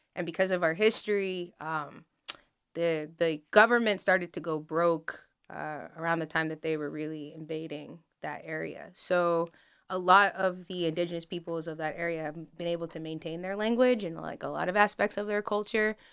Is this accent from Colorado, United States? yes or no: yes; Denver, Colorado, United States; moved away as an adult; now in Wilmington, United States; Denver. Um, I grew up, so when I was younger, I, like, lived in Denver City proper, and then, um, later on in life, moved outside of the city